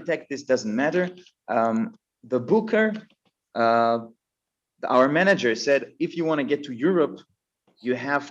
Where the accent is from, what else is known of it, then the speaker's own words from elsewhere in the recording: Israel; And then they told me, where are you from? And I said, I'm from Israel.